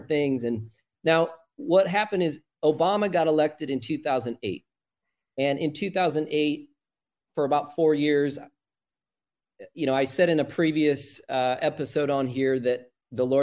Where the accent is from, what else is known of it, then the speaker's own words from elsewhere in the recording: Illinois, United States; moved away; I went back to my home state at the time in Illinois